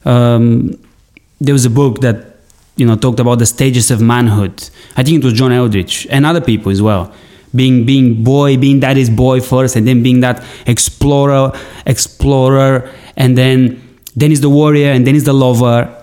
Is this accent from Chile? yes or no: no; Bulgaria; my land, where I come from Bulgaria